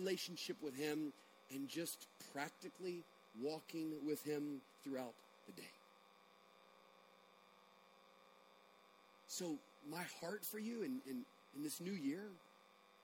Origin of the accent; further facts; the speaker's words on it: United States; also born or lived in Bogart, Georgia; we're American Christians in Bogart, Georgia